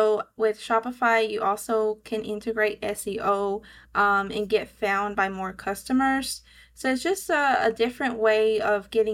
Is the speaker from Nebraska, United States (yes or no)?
no; Georgia, United States; accent: southern; I live in Georgia, so hence my southern accent